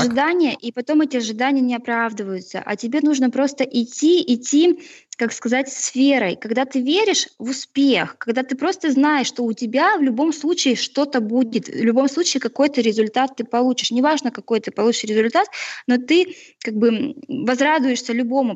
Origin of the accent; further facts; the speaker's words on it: Chelyabinsk, Chelyabinsk Oblast, Russia; родом из Челябинска с Урала